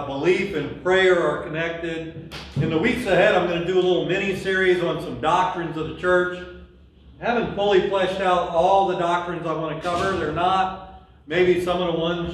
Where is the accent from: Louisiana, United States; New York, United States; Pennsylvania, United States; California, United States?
Louisiana, United States; we're from Louisiana